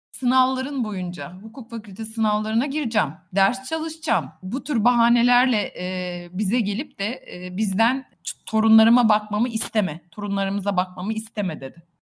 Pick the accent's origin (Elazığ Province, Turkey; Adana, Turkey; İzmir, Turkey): İzmir, Turkey; Buca; ben Bucalıyım. Buca'da doğdum büyüdüm.